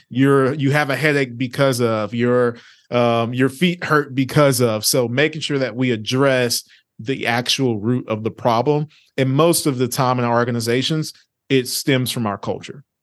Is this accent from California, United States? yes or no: no; Orange, Texas, United States; also born or lived in Lake Charles, Louisiana / Vinton, Louisiana; born in Louisiana, raised in a small town in East Texas by the name of Orange, Texas